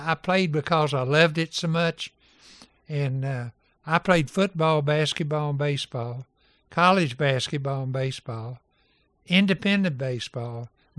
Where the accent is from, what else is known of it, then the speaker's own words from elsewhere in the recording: Irvine, Kentucky, United States; Well, we were a railroad town.